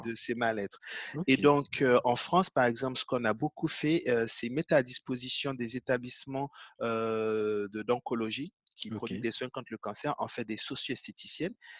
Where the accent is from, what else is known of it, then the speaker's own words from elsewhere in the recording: Côte d’Ivoire; J'ai grandi en Côte d'Ivoire